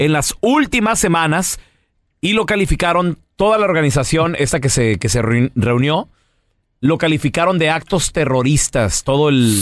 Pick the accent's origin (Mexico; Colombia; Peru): Mexico; somos mexicanos